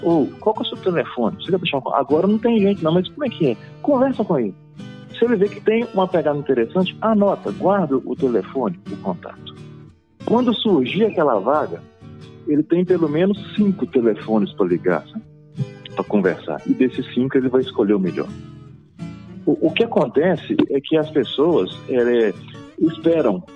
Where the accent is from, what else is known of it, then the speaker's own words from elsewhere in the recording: Itabira, Minas Gerais, Brazil; sou natural de Minas Gerais